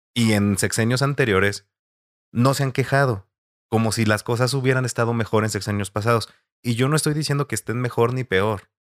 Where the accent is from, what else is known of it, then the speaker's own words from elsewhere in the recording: Mexico; nos está afectando como mexicanos